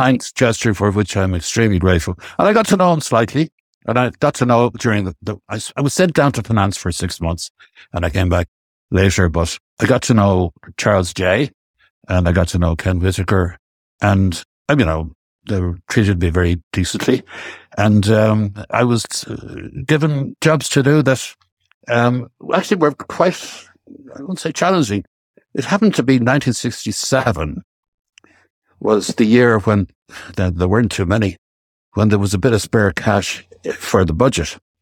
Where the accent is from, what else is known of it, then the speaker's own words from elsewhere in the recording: West Cork, Munster, Ireland; first language Irish and English; moved away; I was raised in West Cork on a small farm near Leinsideala. I was raised speaking both Irish and English